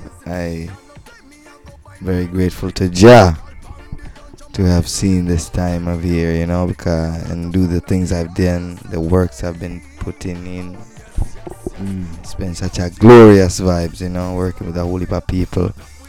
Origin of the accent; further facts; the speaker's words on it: Mombasa, Mombasa County, Kenya; now in Nairobi, Kenya; I, you know, hail up in Nairobi right now, but I'm originally from Mombasa.